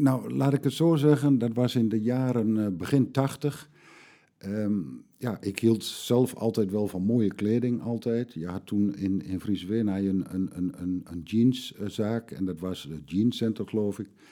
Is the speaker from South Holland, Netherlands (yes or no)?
no; Vriezenveen, Overijssel, Netherlands; ik ben geboren in Veen